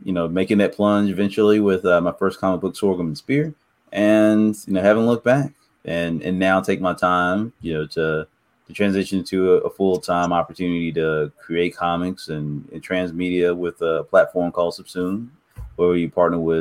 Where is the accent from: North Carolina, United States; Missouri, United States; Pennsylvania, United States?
North Carolina, United States; Snow Hill; I'm from Snow Hill, North Carolina.